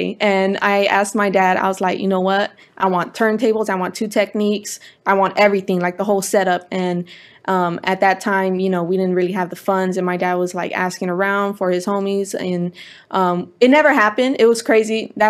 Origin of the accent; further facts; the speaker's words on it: Culver City, California, United States; Born and raised in Culver City.